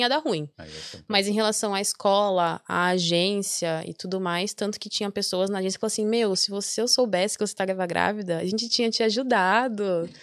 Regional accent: Brazil; moved away as an adult; Eu já saí do Brasil com a cabeça de que ia ficar

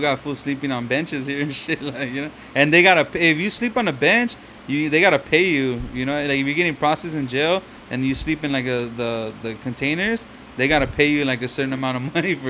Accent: Los Angeles, California, United States; moved away; I'm from East Los Angeles originally.

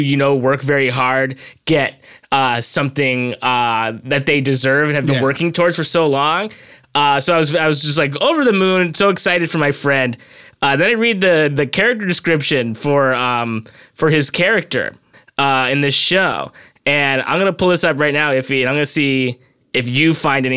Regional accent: Los Angeles, California, United States; I'm from Los Angeles.

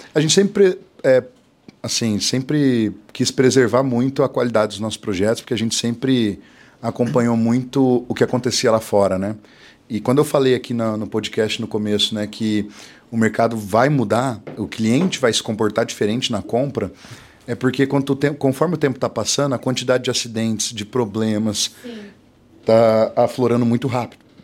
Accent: Ourinhos, São Paulo, Brazil; now in Londrina, Brazil; eu nasci em Ourinhos, interior de São Paulo

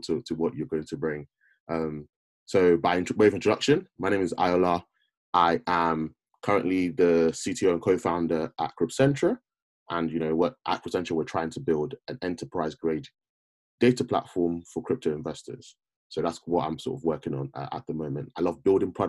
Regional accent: United Kingdom; We've grown up as a Black person in I guess, in the UK, where you're a minority

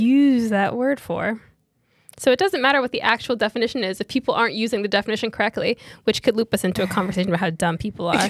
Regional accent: New York, United States; we're from New York.

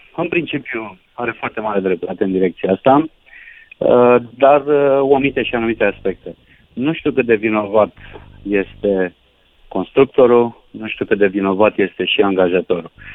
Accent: Onești, Bacău County, Romania; Nu sunt din Giurgiu, sunt din Onești, județul Bacău

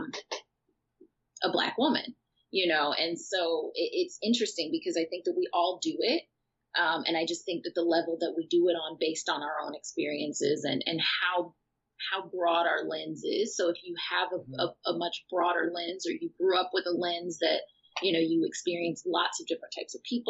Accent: outside of Chicago, Illinois, United States; moved away; also born or lived in Los Angeles, United States; growing up outside of Chicago

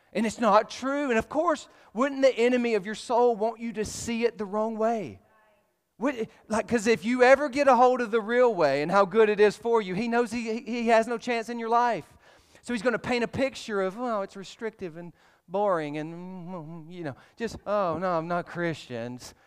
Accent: Alabama, United States; I'm from Alabama

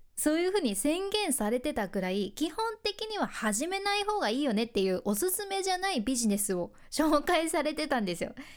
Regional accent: Fukuoka, Japan; 私の地元福岡

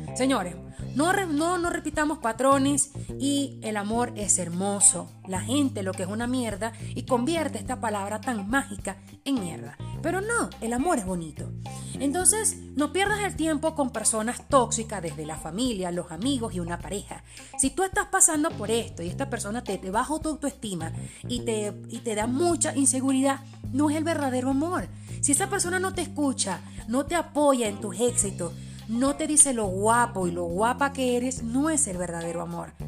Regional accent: Venezuela; Spanish is a second language; also born or lived in Port-au-Prince, Haiti; como decimos en Venezuela

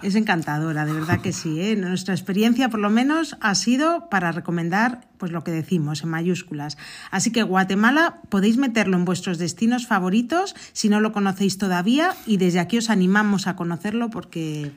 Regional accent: Arribes del Duero, Castile and León, Spain; mi pueblo, que está en las Arribes de Duero

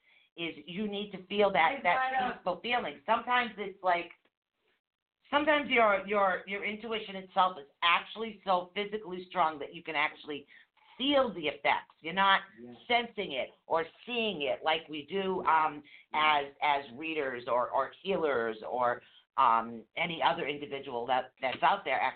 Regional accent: Fairhaven, Massachusetts, United States; also born or lived in Norwood, Massachusetts; I grew up in Wilders Point in Fayette

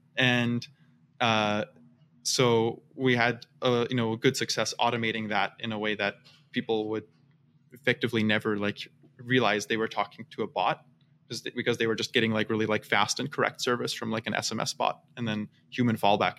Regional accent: Seattle, Washington, United States; also born or lived in Vienna, Austria / Utah / California; So I am from all over the place. I'm originally from Vienna, Austria, and then I grew up in Seattle, in Utah, lived in California since college, really love it here.

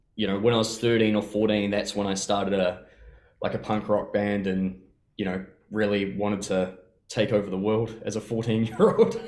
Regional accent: Te Awamutu, Waikato, New Zealand; I grew up in Te Awamutu in the Waikato.

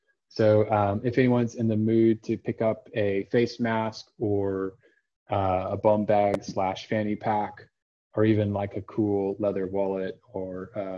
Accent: Austin, Texas, United States; moved away; my hometown of Austin, Texas.

